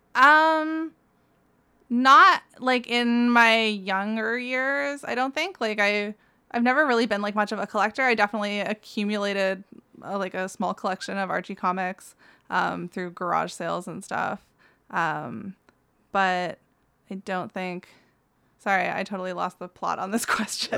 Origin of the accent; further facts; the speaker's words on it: Ottawa, Ontario, Canada; I grew up in Ottawa, uh, it's fairly, like, urban city center